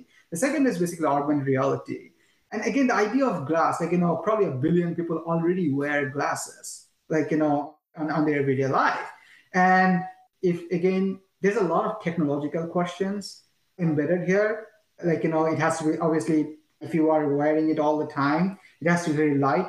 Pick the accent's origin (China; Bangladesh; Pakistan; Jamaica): Bangladesh; moved away; I'm from Bangladesh, right? Every single family member of, family member of mine still lives in Bangladesh.